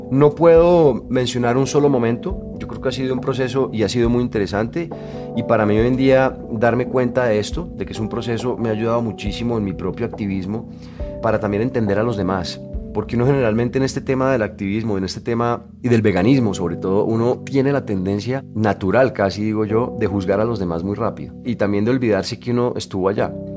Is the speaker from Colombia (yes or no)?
yes; Colombia; moved away as an adult; yo me fui de Colombia muchos años